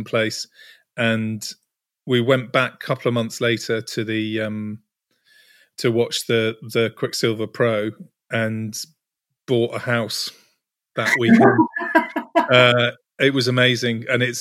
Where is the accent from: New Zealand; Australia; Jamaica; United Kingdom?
United Kingdom; Cornwall, South West England; I grew up surfing in Cornwall